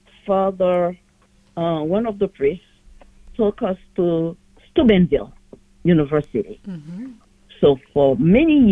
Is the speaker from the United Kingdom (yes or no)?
no; Port-au-Prince, Ouest, Haiti; now in New York City, United States; I was born in Port-au-Prince, Haiti